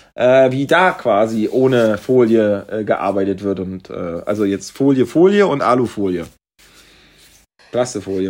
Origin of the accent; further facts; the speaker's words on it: East Germany, Germany; dass ich als Ossi hier was zu sagen habe